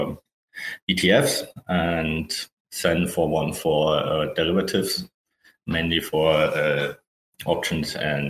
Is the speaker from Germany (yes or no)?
yes; Germany; English is a second language; As you can hear, from my accent, I guess I'm from Germany. So I studied techno-mathematics in Berlin.